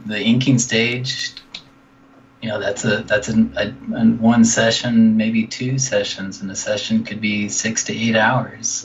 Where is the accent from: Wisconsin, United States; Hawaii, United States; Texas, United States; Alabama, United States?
Texas, United States; Dallas; moved away as an adult; now in California, United States; from Dallas, Texas